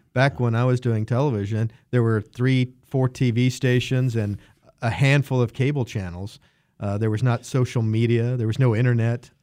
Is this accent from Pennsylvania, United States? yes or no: no; Wichita, Kansas, United States; also born or lived in Dallas, Texas; lifelong Wichita, uh, grew up on the east side of town, Wichita Public Schools